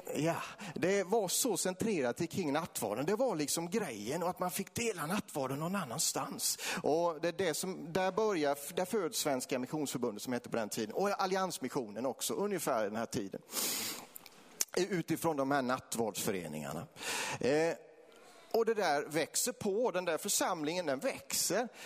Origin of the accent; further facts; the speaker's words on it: between Vetlanda and Eksjö, Jönköping County, Sweden; i den här bygden som, som Kalle kommer ifrån, det är, det är min hembygd, det är här mellan Vetlanda och Eksjö